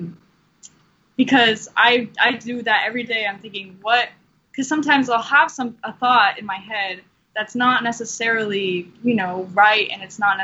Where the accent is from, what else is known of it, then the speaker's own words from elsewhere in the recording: Washington, United States; moved away; a person from Washington State